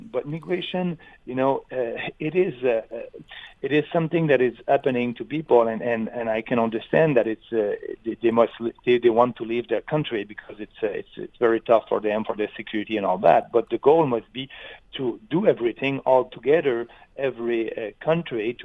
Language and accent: English; Quebec, Canada; my own province in Quebec